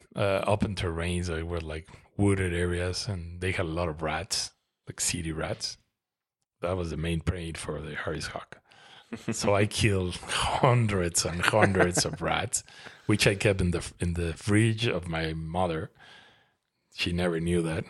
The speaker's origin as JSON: {"language": "English", "region": "Mexico City", "country": "Mexico", "tie": "born or raised there", "moved": "as an adult", "lives_now": "Toluca, Mexico", "said": "I grew up in Mexico City"}